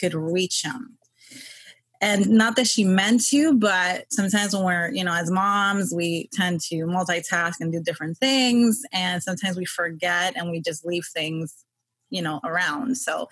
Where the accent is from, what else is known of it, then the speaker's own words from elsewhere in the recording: New York, United States; I was born and raised in New York, Queens